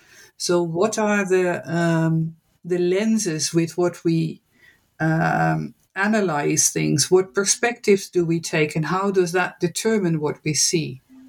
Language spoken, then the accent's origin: English; Netherlands; English is a second language; I am born and raised in the Netherlands. I studied at Utrecht University